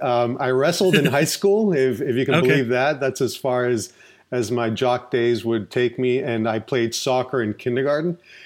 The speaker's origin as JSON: {"language": "English", "town": "Orlando", "region": "Florida", "country": "United States", "tie": "born or raised there", "also_born_or_lived": "Puerto Rico", "said": "I actually grew up in Orlando, Florida. I was born in Puerto Rico. And then I came when I was three. And then I've been in the Orlando area all my life. So I went to school here, grade school."}